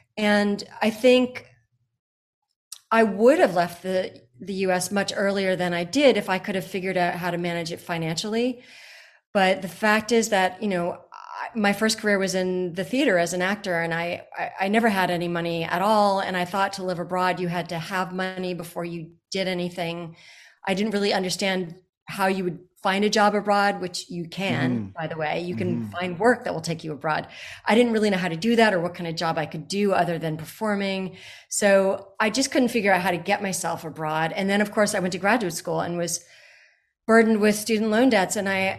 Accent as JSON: {"language": "English", "town": "Groton", "region": "Massachusetts", "country": "United States", "tie": "born or raised there", "said": "I think when I was growing up in Groton, Massachusetts, which is a small town, and it's a very beautiful small town, but that I didn't appreciate that when I was small."}